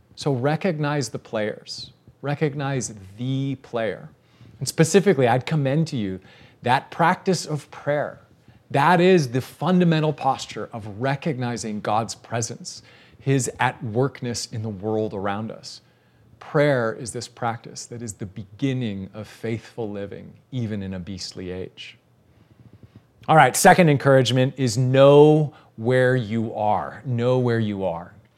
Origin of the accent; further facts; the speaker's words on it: Canada; now in Texas, United States; I'm a Canadian citizen